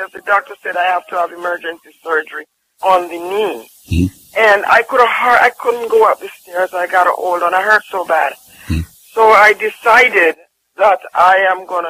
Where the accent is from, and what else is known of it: Jamaica